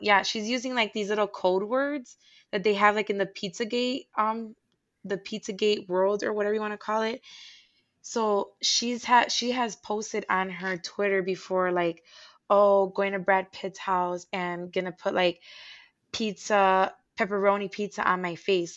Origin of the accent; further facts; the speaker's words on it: Puerto Rico; moved away; I was born in Puerto Rico